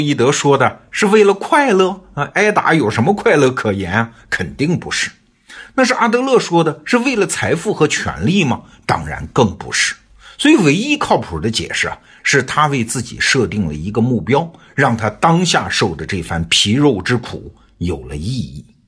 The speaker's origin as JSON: {"language": "Chinese", "country": "China", "said": "我们中国人"}